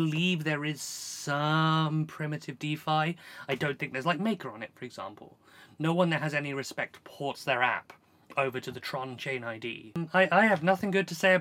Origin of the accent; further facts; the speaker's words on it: South Africa; I grew up in South Africa